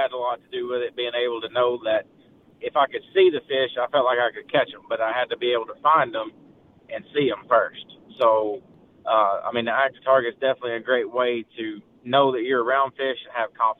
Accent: East Tennessee, United States; growing up in East Tennessee

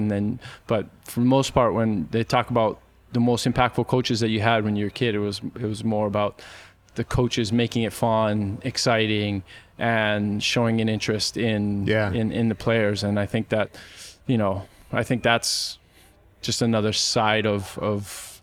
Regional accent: Hawaii, United States; moved away as an adult; I grew up in Hawaii

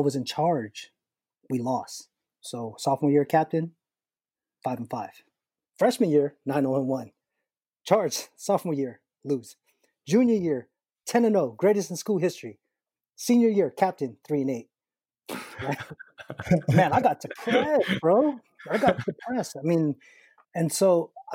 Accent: United States; I always saw myself as an Asian American

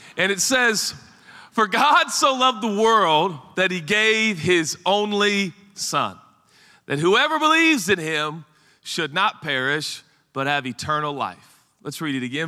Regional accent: Portland, Oregon, United States; I grew up in Portland, Oregon

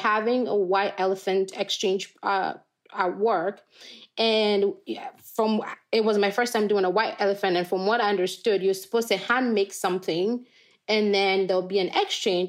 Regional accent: Ghana; moved away as an adult; now in United States; I grew up in Ghana to a dad who's a farmer.

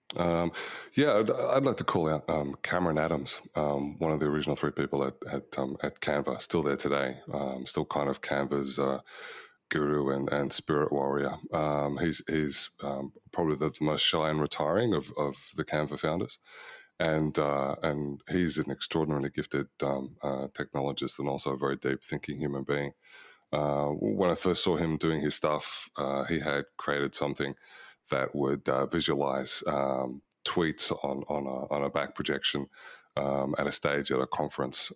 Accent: Melbourne, Victoria, Australia; now in Sydney, Australia; I was born in Box Hill, Melbourne in nineteen sixty-five

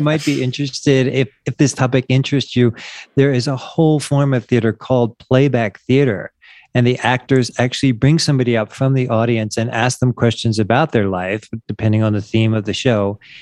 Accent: Wilmington, Delaware, United States; moved away as an adult; also born or lived in San Diego; now in Mexico; I grew up in Wilmington, Delaware

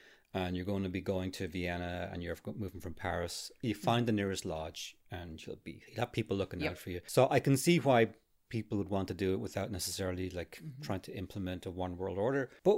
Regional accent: Arklow, County Wicklow, Ireland; There used to be a lodge in my hometown, Arklow, right across Ferrybank.

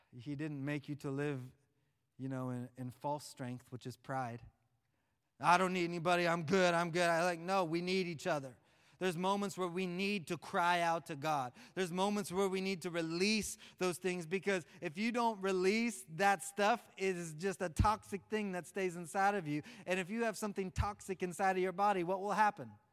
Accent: Oklahoma, United States; I'm from Oklahoma

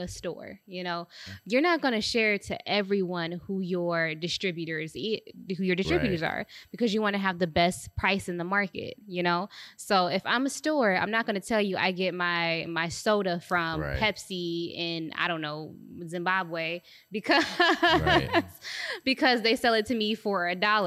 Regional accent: Detroit, Michigan, United States; where I grew up on Jeru and Artesian

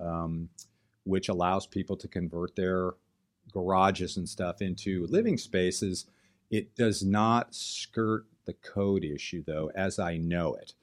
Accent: Southern California, United States; I grew up here in Southern California

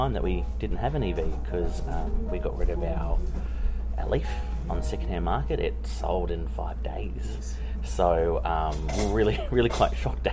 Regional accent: Australia; moved away as an adult; now in New Zealand; I'm actually Australian, and I've been in here for about 12 years in New Zealand

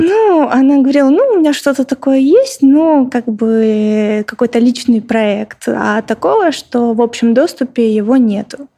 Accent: Stary Oskol, Belgorod Oblast, Russia; moved away as an adult; also born or lived in Saint Petersburg; Я родилась сама в Старом Осколе

